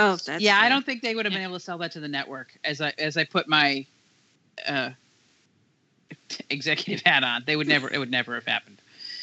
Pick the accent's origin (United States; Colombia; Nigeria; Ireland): United States; Michigan; I grew up in Michigan, and when I went to college in Ann Arbor